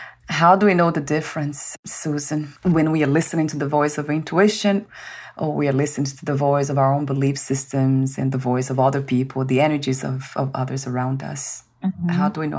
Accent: Brazil; moved away; I was born in Brazil, that's a mm-hmm. Catholic country

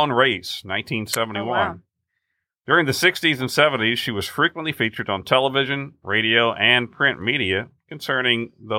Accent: Texas, United States; Well, now in West Texas, where I grew up in the Hill Country, actually, we would rate Dairy Queen towns.

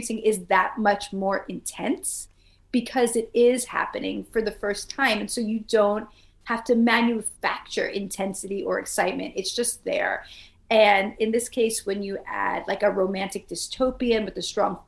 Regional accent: New York City, New York, United States; now in North Carolina, United States; I grew up in Brooklyn, New York. Now I live in coastal North Carolina

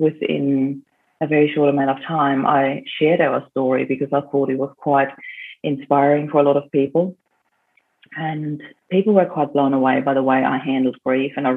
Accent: Vienna, Austria; now in Australia; when I was in Vienna in Austria, in my hometown

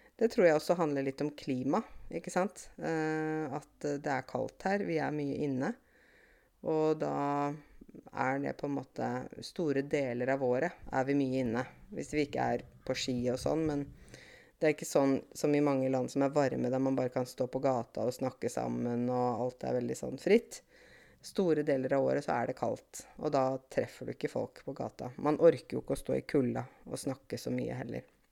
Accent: Åmot, Innlandet, Norway; moved away as an adult; also born or lived in Canada; her i Åmot, det lille stedet der jeg kommer fra

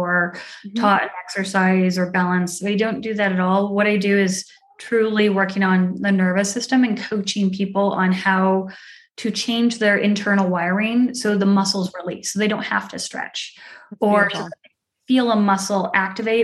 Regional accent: Arizona, United States; moved away as an adult; also born or lived in Delaware; I grew up in Arizona. I have two brothers and I grew up there.

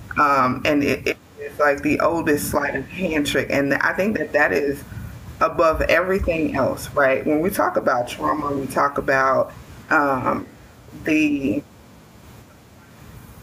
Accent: Mississippi, United States; I have grown up and lived in the South all of my life

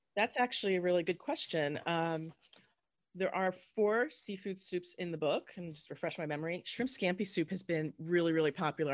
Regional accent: Southern New Jersey, United States; I grew up in Southern New Jersey

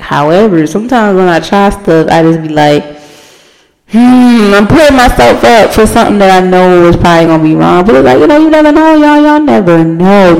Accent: Baltimore, Maryland, United States; where I'm from, I'm from Baltimore. If you don't know, I'm from Baltimore.

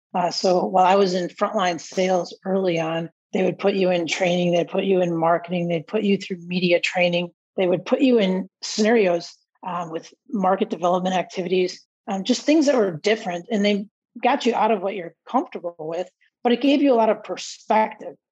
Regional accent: Palatine, Illinois, United States; growing up in Palatine and going to Palatine High School

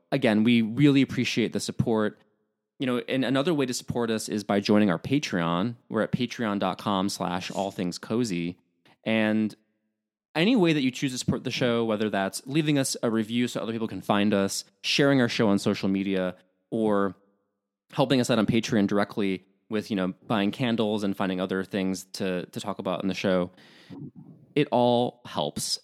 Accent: Midwest, United States; I'm from the Midwest

